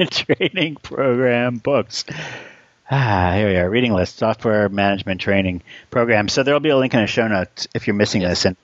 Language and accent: English; New Zealand; I'm a New Zealander